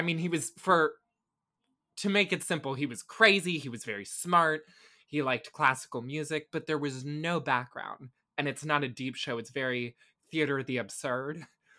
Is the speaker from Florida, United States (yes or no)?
yes; Tampa, Florida, United States; Yeah, well, I was born in 1999, I grew up in Tampa right until I went to college. I guess for a year I lived in St. Pete, but I don't really remember it.